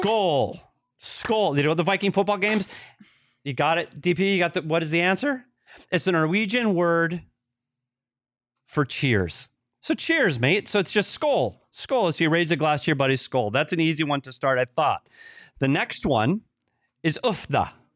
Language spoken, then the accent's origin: English; Minnesota, United States; my home state, Minnesota